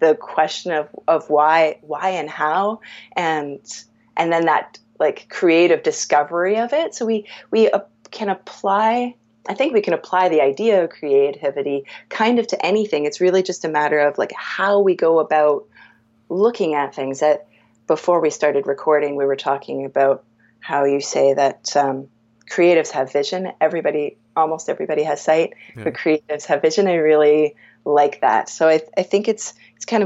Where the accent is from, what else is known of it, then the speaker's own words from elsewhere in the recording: Markham, Ontario, Canada; also born or lived in Scarborough, Ontario; I was born in Scarborough. I wasn't living in Scarborough at the time. My parents' doctor was on call in Scarborough. Where they were living didn't have a hospital, which was in Markham